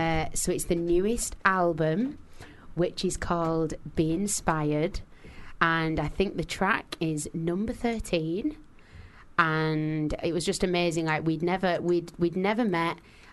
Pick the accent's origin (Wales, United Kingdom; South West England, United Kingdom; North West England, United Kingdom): North West England, United Kingdom; Manchester; now in London, United Kingdom; I was only really used to living in Manchester.